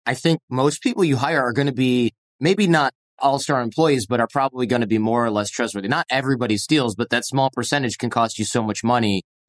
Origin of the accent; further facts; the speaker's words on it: north of Detroit, Michigan, United States; I'm from Michigan, but I'm from north of Detroit. So I could leave Michigan in 20 minutes, maybe 45, depending on traffic.